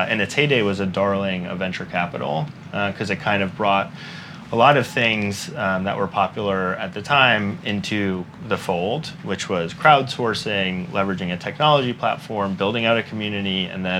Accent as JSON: {"language": "English", "region": "Northeast", "country": "United States", "tie": "born or raised there", "also_born_or_lived": "Memphis, Tennessee", "lives_now": "New York, United States", "said": "I grew up in the Northeast"}